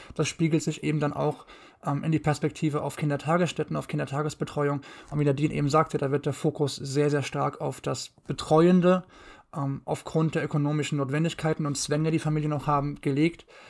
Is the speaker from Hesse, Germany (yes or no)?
no; Mainz, Rhineland-Palatinate, Germany; bin gebürtiger Mainzer, komme aus dem wunderschönen Rheinland-Pfalz